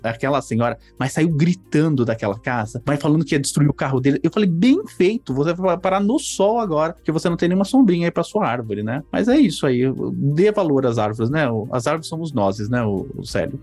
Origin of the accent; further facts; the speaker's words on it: São Paulo, Brazil; eu cresci na, em São Paulo